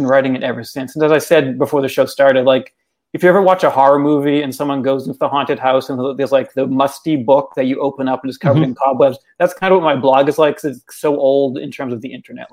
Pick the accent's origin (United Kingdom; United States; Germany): United States; Massachusetts; I grew up in Massachusetts. I've lived in Massachusetts most of my life, and I've lived in New England really all my life